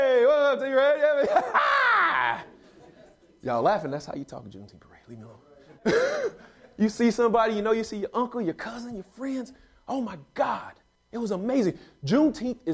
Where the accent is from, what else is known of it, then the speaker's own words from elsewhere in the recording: Texas, United States; I'm from Texas